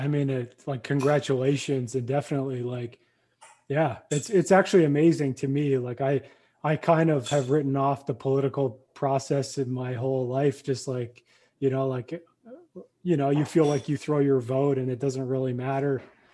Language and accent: English; Australia; accent: Australian; your American accent's probably as good as my Australian accent.